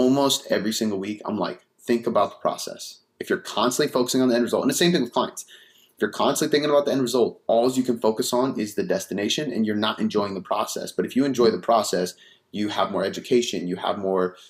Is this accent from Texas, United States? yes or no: no; Seattle, Washington, United States; also born or lived in Bonney Lake, Washington; I grew up south of the city, and then I moved up to the city in high school